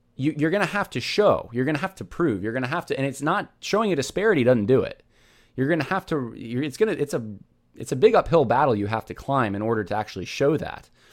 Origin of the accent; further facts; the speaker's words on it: California, United States; I was born in California